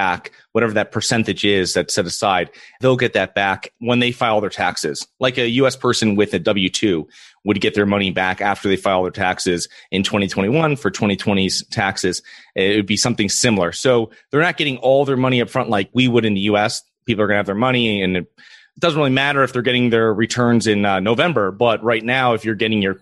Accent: Connecticut, United States; moved away as an adult; now in Florida, United States; I'm originally from Connecticut, and I self-manage my own properties for about 6 years up there before moving down to Florida

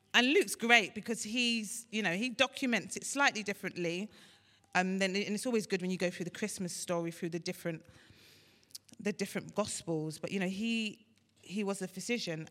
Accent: Nigeria; I'm Nigerian, Ashobi, we wear thick clothes.

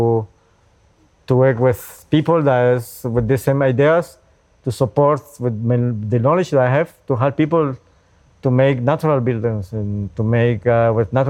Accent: Costa Rica; I'm from Costa Rica

